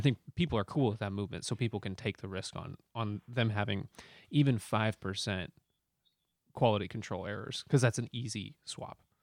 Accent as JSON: {"language": "English", "country": "United States", "said": "I'm American"}